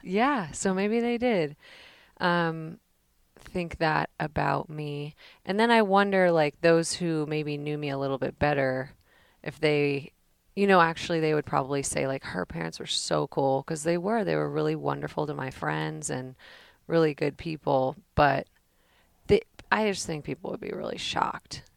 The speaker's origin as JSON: {"language": "English", "town": "Danville", "region": "California", "country": "United States", "tie": "born or raised there", "also_born_or_lived": "Pleasanton, California", "said": "I grew up in the Bay Area, San Francisco Bay Area, in Danville, California"}